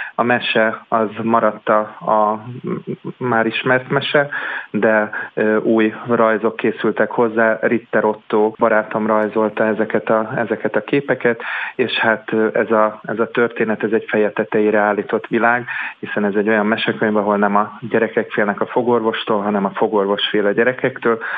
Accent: Budapest, Hungary; budapesti vagyok

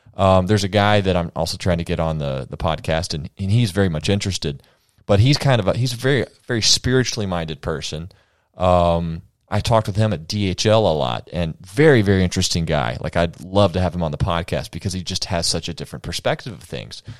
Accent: United States; I'm an American man

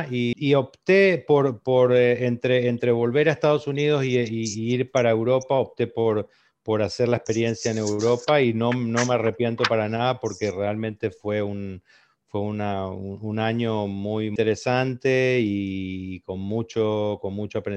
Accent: Corrientes, Argentina; Yo, soy de Corrientes

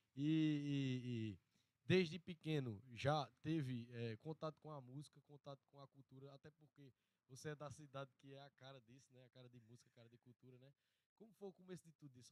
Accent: Sumé, Paraíba, Brazil; now in Monteiro, Brazil; a minha cidade mesmo é Sumé, né? Sou de Sumé. E lá eu lembro, assim, da minha infância

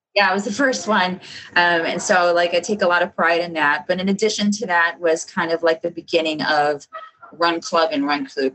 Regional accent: Chicago, Illinois, United States; I'm from South Chicago

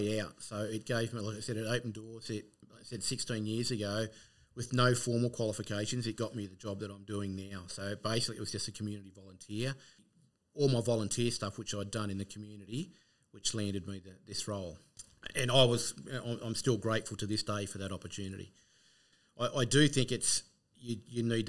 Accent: Narrabri, New South Wales, Australia; I grew up in Narrabri, so in northwestern New South Wales.

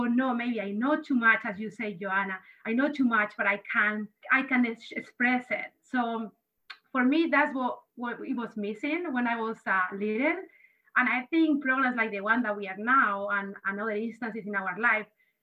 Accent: Spain; now in United States; I grew up in Spain

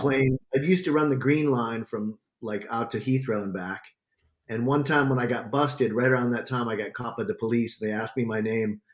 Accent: United States; now in Nashville, United States; as an American

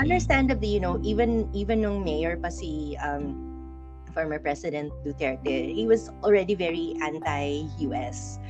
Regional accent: Philippines; I'm a Filipino

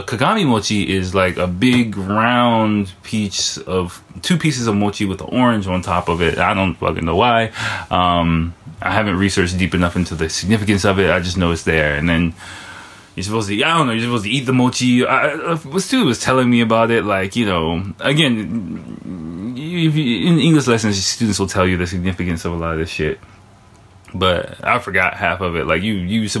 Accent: United States; now in Japan; I'm American

